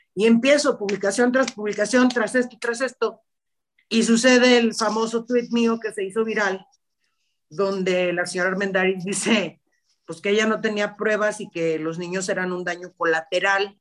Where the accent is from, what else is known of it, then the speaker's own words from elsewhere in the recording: Guadalajara, Jalisco, Mexico; Yo soy de Guadalajara